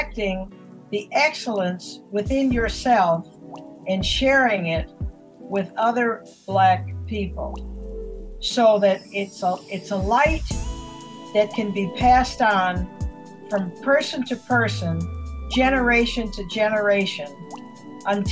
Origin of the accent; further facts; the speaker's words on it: Saginaw, Michigan, United States; now in Detroit, United States; I was taken to Saginaw where I was raised